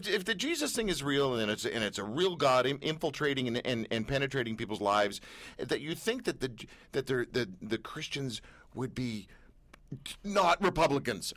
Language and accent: English; Canada; We're Canadian